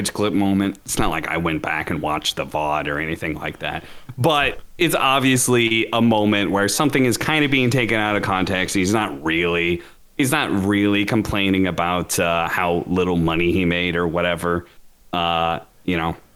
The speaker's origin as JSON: {"language": "English", "region": "Washington", "country": "United States", "tie": "born or raised there", "said": "I grew up in Washington"}